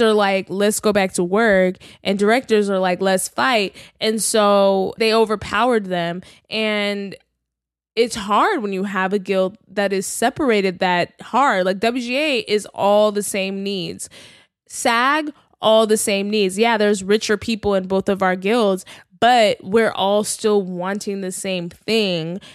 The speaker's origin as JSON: {"language": "English", "region": "Texas", "country": "United States", "tie": "born or raised there", "also_born_or_lived": "New York City", "moved": "yes", "lives_now": "Los Angeles, United States", "said": "I'm from Texas. Like, I grew up in big houses."}